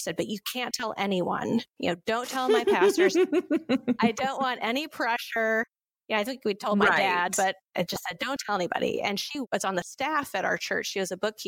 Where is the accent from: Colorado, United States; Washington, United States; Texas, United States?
Washington, United States; moved away as an adult; also born or lived in Milford / Minnesota / Japan; Growing up in the Northwest, there aren't a lot of church-going folks